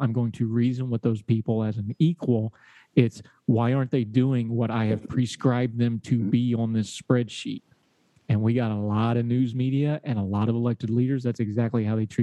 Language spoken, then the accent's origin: English; Appalachia, United States; I say y'all, because I'm an Appalachian